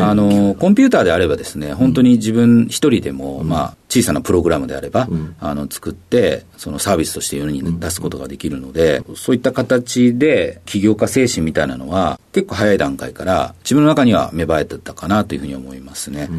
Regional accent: Awa, Tokushima, Japan; 徳島県の阿波市というところになります

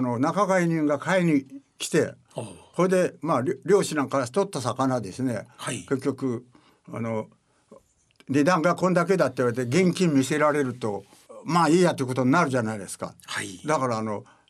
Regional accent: Matsue, Shimane, Japan; 島根県の松江市というところでございます今は昔は鹿島町という

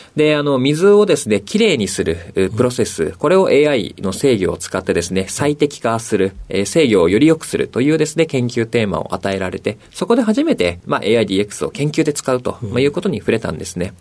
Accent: Yokohama, Kanagawa, Japan; 神奈川県横浜市です

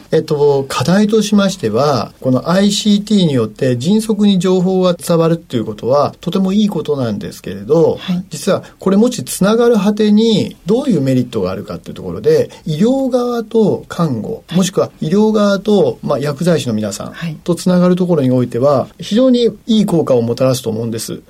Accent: Nagoya, Aichi, Japan; moved away as an adult; 名古屋市緑区というところは、あの、私が開業したところですけれど、これは私の故郷なんです

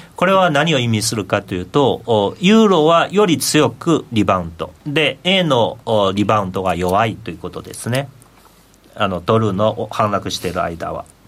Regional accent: China; now in Japan

